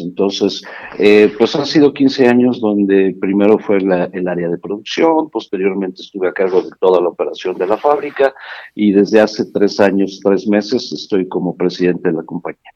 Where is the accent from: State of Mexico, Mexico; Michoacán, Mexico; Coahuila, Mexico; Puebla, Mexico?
State of Mexico, Mexico; Yo soy originario del Estado de México, vivo aquí en Toluca